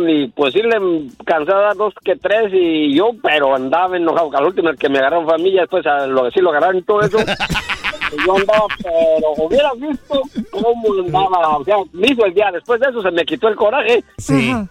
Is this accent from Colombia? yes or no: no; Guanajuato, Mexico; now in Chicago, United States; no soy de Michoacán, soy de Guanajuato.